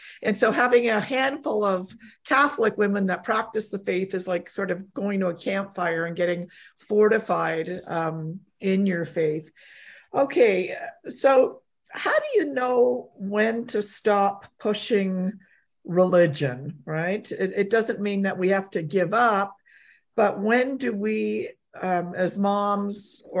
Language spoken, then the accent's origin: English; Canada; also born or lived in Poland; I was born in Poland, but came to Canada when I was, you know, a child.